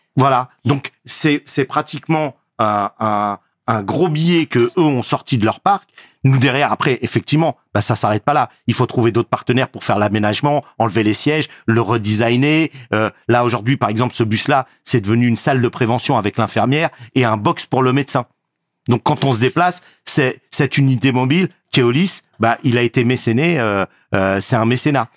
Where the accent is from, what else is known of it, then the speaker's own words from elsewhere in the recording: Garges-lès-Gonesse, Île-de-France, France; J'ai grandi à Garges-Gonesse, dans le quartier de Dame-Blanche-Nord, communément appelé la zone 4